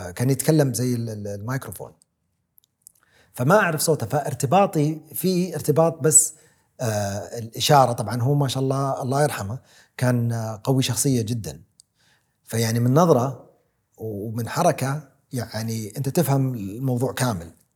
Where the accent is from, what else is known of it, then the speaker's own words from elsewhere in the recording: Saudi Arabia; ولدت اني سعودي اولا ومن هالعائله